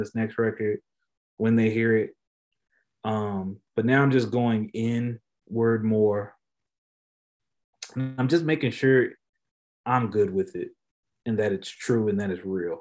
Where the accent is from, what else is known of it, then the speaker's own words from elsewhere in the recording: Topeka, Kansas, United States; I'm from Topeka, Kansas, bro. Like, I'm from somewhere people don't even know if it's a real place